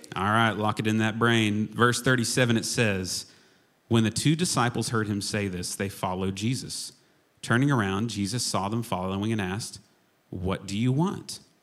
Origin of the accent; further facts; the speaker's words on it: Chickasha, Oklahoma, United States; growing up in Chickasha, Oklahoma, I was affectionately referred to many, many times as Jillian's little brother.